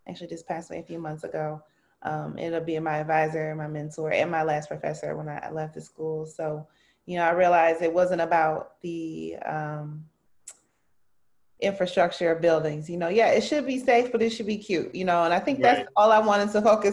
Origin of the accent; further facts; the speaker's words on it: Milwaukee, Wisconsin, United States; I'm born and raised in Milwaukee, MPS proud, Benson High School